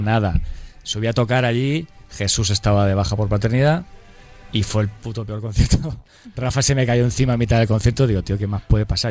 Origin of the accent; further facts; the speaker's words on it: Murcia, Region of Murcia, Spain; somos cuatro tíos de Murcia